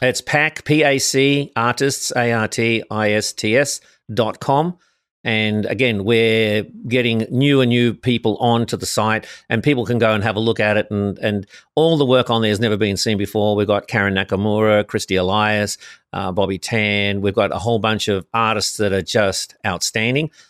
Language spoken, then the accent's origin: English; Sydney, New South Wales, Australia; moved away as an adult; now in Los Angeles, United States; originally born in Sydney, Australia